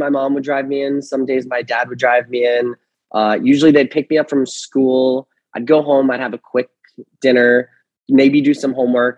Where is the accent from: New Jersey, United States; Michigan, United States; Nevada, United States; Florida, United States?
New Jersey, United States; Fair Lawn; I grew up in Fairlawn, New Jersey, which is like 20 minutes outside of Manhattan